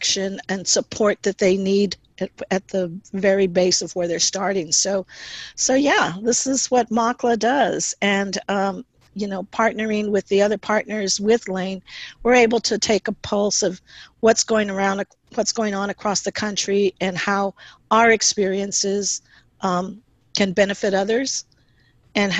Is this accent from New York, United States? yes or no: no; Houston, Texas, United States; moved away as an adult; now in San Jose, United States; I am originally from Houston, Texas, and had the opportunity to live in different parts of the country